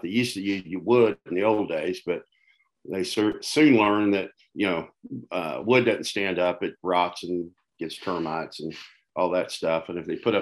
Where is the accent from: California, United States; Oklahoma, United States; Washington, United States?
Oklahoma, United States; Tulsa; also born or lived in Ada, Oklahoma; I was born and raised in Tulsa. Lived here all my life